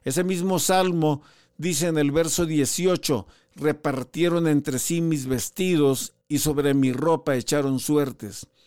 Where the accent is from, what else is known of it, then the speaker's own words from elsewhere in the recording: Ciudad Madero, Tamaulipas, Mexico; yo soy originario de Ciudad Madero, Tamaulipas